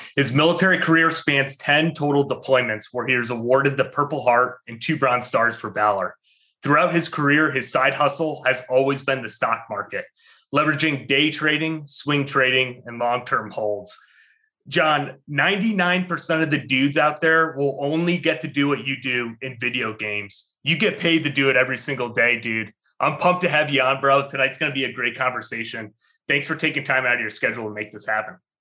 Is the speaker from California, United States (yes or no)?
no; Albany, New York, United States; I'm from Albany.